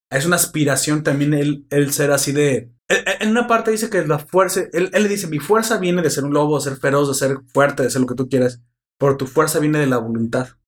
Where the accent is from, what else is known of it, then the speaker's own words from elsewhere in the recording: Mexico; Soy mexicano